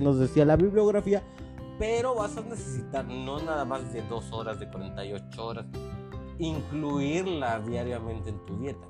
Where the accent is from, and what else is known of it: Mexico